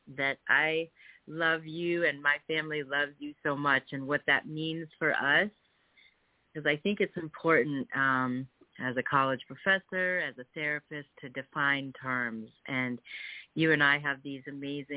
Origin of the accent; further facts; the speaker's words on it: Connecticut, United States; moved away as an adult; also born or lived in Worcester, Massachusetts; I grew up in Connecticut